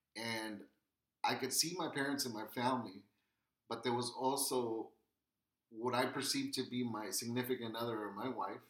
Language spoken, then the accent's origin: English; Wilmington, California, United States; born or raised there